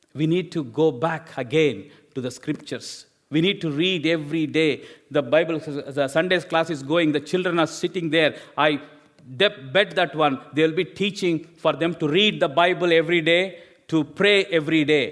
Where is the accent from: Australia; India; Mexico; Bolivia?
India; English is a second language; moved away as an adult; I've studied in my own language from India